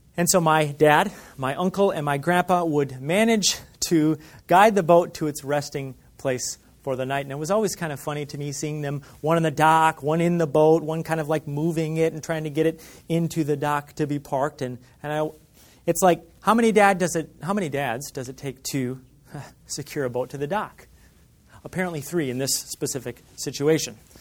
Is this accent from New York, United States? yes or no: no; Michigan, United States; When I grew up in Michigan